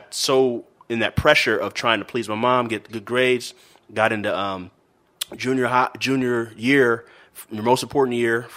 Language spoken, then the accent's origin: English; California, United States; I'm from Cali, California.